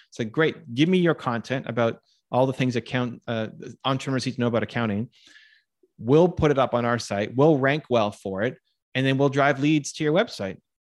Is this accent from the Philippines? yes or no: no; Canada; I'm Canadian